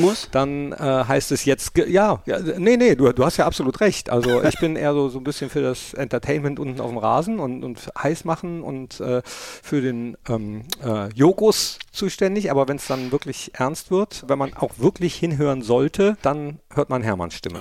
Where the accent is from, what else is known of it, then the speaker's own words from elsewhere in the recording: Germany; In meinem Heimatdorf in Hart